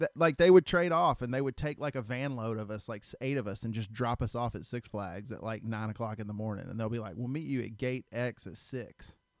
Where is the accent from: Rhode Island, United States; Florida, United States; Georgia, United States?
Georgia, United States; Stone Mountain; I grew up in Stone Mountain